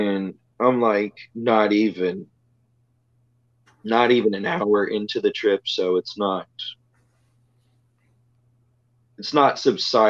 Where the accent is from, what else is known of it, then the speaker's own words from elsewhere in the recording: Jones Creek, Texas, United States; now in Freeport, United States; driving through from Jones Creek, which was my hometown, to Freeport, which is where I am right now.